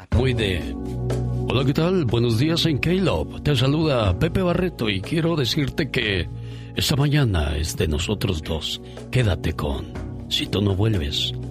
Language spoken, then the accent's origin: Spanish; Mexico City, Mexico; Yo crecí en la Ciudad de México